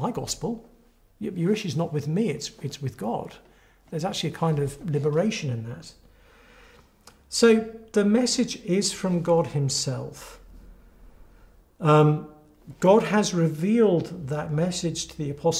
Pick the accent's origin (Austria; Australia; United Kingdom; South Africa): United Kingdom; England; I'm from England, often spending time in the States as well.